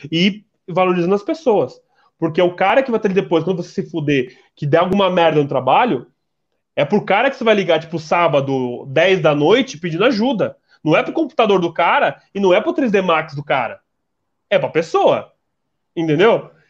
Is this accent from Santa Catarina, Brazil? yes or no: yes; Santa Catarina, Brazil; porra. Eu sou catarinense.